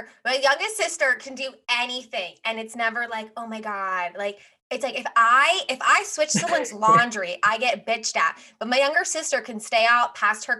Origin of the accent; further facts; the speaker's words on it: Philadelphia, Pennsylvania, United States; Philly people are just known for being aggressive, which I get reminded all the time whenever I leave Philly